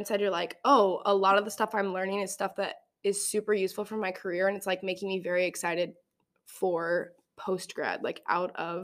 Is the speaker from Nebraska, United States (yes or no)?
yes; Nebraska, United States; I'm from Nebraska